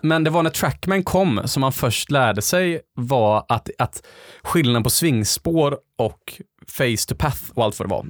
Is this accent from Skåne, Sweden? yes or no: no; Gothenburg, Västra Götaland, Sweden; Det är där jag är uppvuxen.